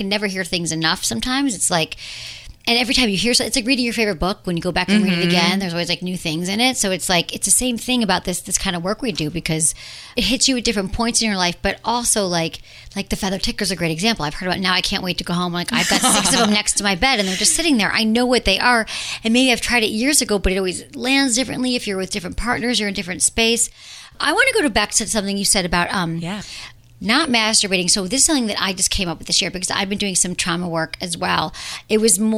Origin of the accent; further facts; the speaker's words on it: Michigan, United States; accent: Michigan; moved away as an adult; also born or lived in San Francisco; now in Los Angeles, United States; my Michigan accent